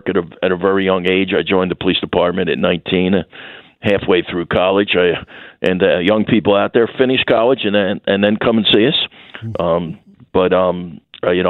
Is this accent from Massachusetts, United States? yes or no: no; Philadelphia, Pennsylvania, United States; born or raised there; moved away as an adult; now in Wichita, United States